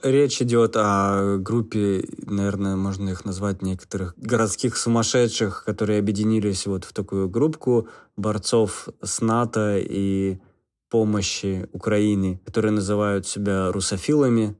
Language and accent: Russian; Russia; now in Ljubljana, Slovenia; Я сказал, из России